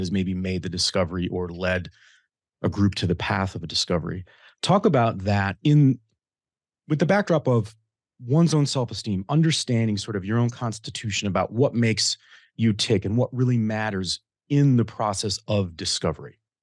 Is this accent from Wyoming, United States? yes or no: no; Kansas, United States; a guy who grew up in small town Kansas